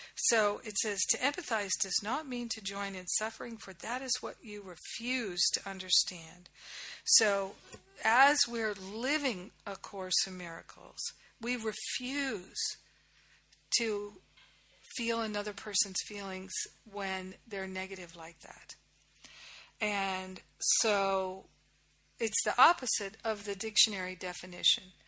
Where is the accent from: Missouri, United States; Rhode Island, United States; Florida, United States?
Rhode Island, United States; moved away as an adult; also born or lived in Boston / New York / Los Angeles / Kauai; I grew up in Rhode Island.